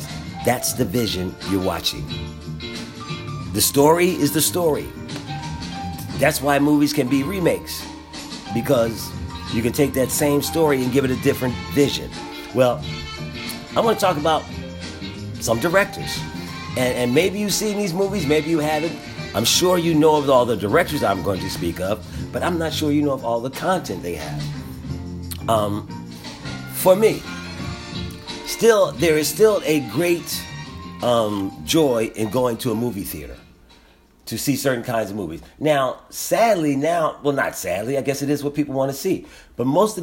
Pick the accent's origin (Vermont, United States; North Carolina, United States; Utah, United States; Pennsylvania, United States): Pennsylvania, United States; Philadelphia; I'm from growing up in Philadelphia with a black and white TV in my room